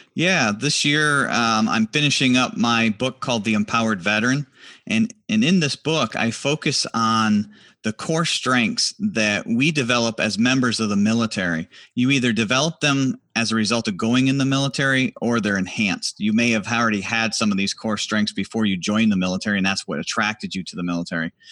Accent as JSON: {"language": "English", "town": "Harrisville", "region": "New York", "country": "United States", "tie": "born or raised there", "also_born_or_lived": "Washington, D.C.", "moved": "as an adult", "said": "I'm originally from a little town called Harrisville, New York"}